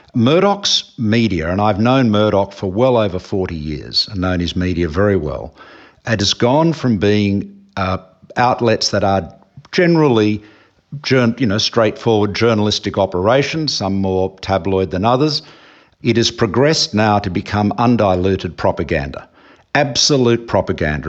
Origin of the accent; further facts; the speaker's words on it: Australia; as an Australian